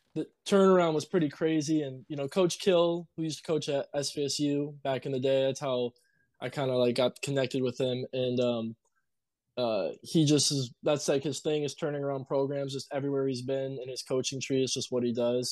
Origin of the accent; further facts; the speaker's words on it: Marquette, Michigan, United States; also born or lived in Iron Mountain, Michigan; now in New Mexico, United States; I was born in Marquette, me and my brother